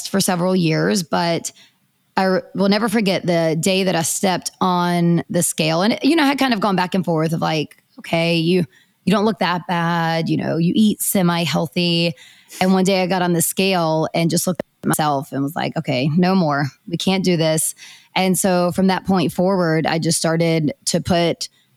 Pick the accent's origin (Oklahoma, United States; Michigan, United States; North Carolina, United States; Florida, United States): North Carolina, United States; Hickory; I am from Hickory, North Carolina, so not too far from Raleigh, about 2.5 hours. And I did grow up very active in sports.